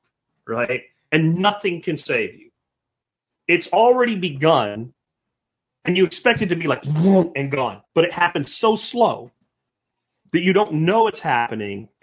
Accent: United States; When I grew up in the 70s and 80s, there was a unifying principle of being an American

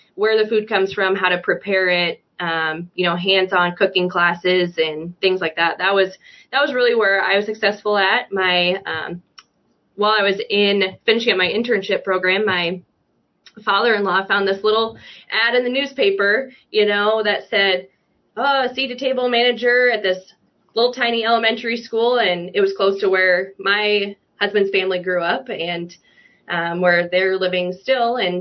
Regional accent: Tama County, Iowa, United States; I grew up in Tama County, Iowa. So kind of central Iowa

